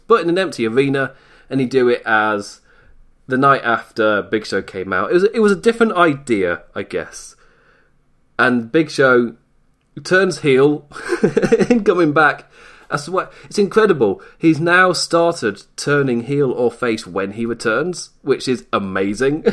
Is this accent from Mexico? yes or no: no; England, United Kingdom; I am English